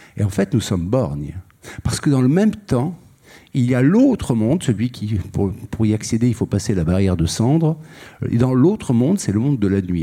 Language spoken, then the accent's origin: French; Algiers, Algiers Province, Algeria; je suis né à Alger et mon père et mon grand-père ont été assassinés le même jour